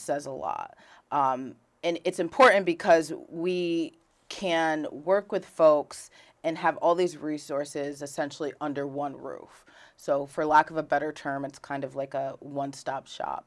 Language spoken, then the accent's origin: English; Rutland, Vermont, United States; also born or lived in Philadelphia; I was raised in Rutland City, Vermont.